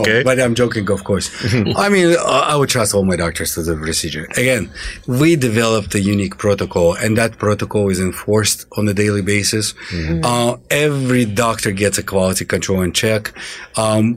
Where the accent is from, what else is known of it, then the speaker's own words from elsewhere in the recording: Azerbaijan; also born or lived in Russia; now in Atlanta, United States; we're coming from Russia. I'm born in Russia in the southern part in Azerbaijan